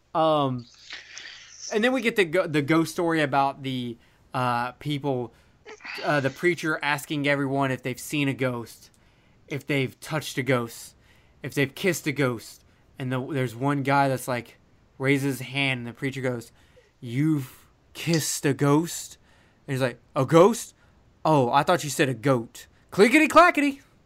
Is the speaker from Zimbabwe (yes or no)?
no; Alabama, United States; I'm, I'm from Alabama